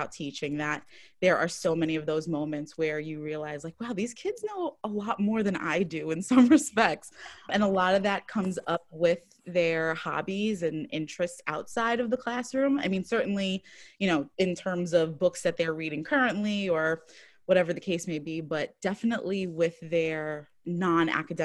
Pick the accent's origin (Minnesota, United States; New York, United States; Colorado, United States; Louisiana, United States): New York, United States; New York City; now in Worcester, United States; I am originally from Brooklyn